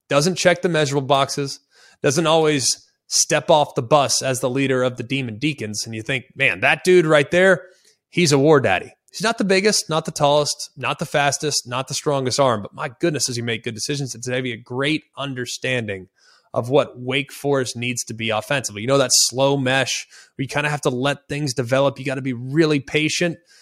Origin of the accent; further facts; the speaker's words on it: Dallas, Texas, United States; I'm from Dallas, Texas. I'm a Cowboy fan.